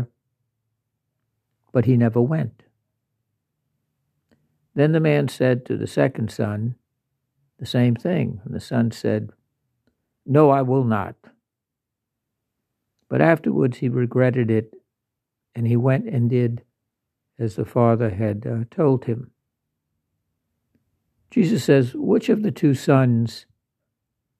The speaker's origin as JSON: {"language": "English", "region": "Louisiana", "country": "United States", "said": "I'm from Louisiana"}